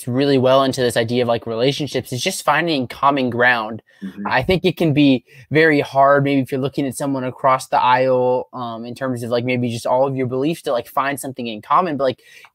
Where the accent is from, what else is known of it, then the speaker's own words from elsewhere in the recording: Pennsylvania, United States; I'm from Pennsylvania